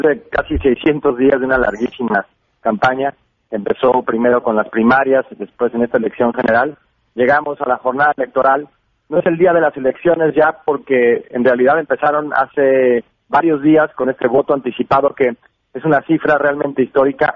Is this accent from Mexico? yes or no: yes; Mexico; now in United States; como periodista y como inmigrante mexicano en los Estados Unidos